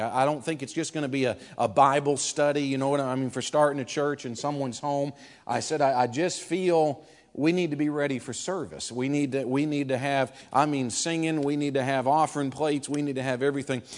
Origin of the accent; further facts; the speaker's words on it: Maine, United States; also born or lived in Cleveland, Tennessee; now in Concord, United States; we moved up from Cleveland, Tennessee, okay? We grew up in Maine